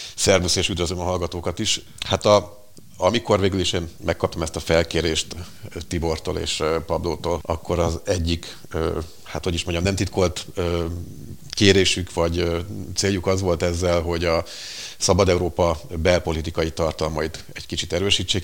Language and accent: Hungarian; Székesfehérvár, Fejér, Hungary; Székesfehérvári vagyok